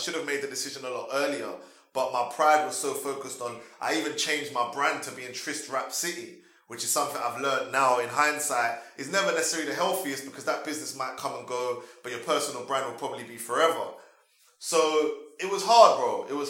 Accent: London, United Kingdom; I was born in London. Yeah, I was born originally in East London, but my mum relocated to South when I was 3.

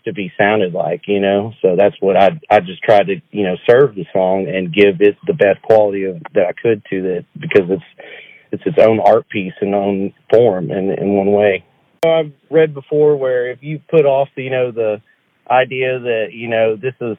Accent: Arkansas, United States; growing up in Arkansas

